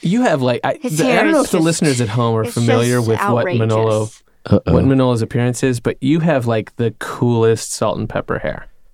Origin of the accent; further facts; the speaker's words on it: Nikiski, Alaska, United States; also born or lived in Kenai, Alaska; now in New York, United States; I grew up in Nikiski, Alaska